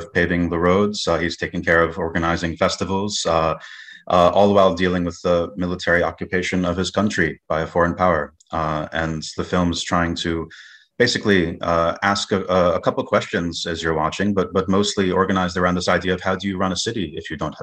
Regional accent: United States; also born or lived in New York; thinking still as an American

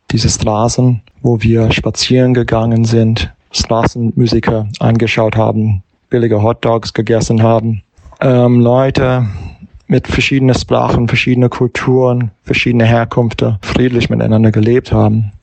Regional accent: New York, United States; German is a second language; moved away; ich bin US-Amerikaner und New York ist meine Heimatstadt

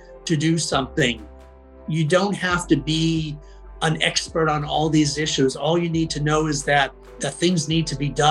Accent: Boston, Massachusetts, United States; I had to unlearn a lot of what I had been told in suburban Boston

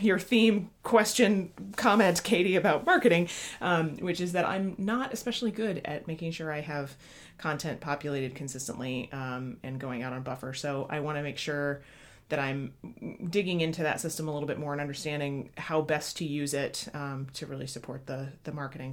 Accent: Midwest, United States; as a Midwesterner

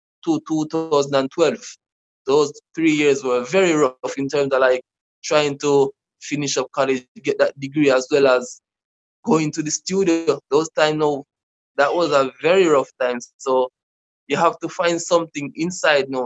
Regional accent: Manchester Parish, Jamaica; moved away as an adult; now in Kingston, Jamaica; I was born in Manchester. That's another parish in Jamaica. That's more rural. So then I moved to Kingston in 2009

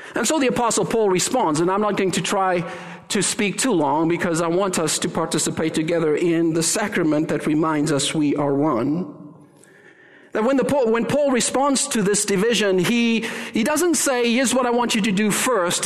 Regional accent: South Africa; moved away; I'm South African

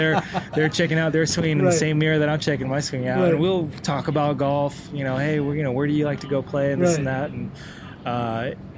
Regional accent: California, United States; in LA, in my home state

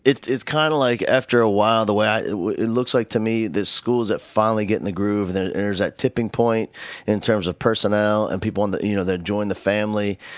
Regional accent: Northeast, United States; moved away; I grew up in the Northeast

